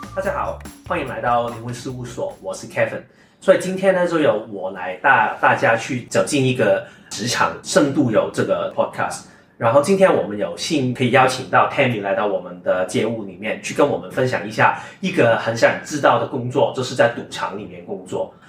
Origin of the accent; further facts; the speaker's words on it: Hong Kong; 我是一家香港长大嘛